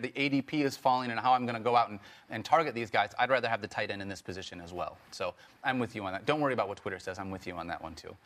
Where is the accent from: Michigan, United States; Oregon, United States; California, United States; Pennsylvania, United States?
Michigan, United States; I grew up from Michigan